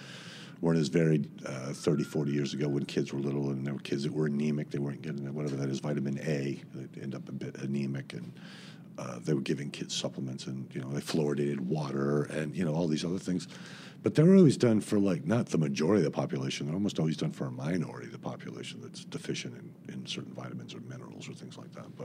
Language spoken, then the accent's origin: English; Miami, Florida, United States; I'm from Miami originally